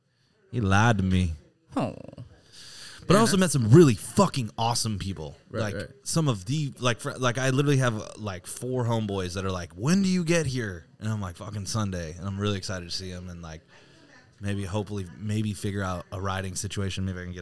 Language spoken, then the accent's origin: English; Virginia, United States; moved away; also born or lived in San Diego; from Virginia.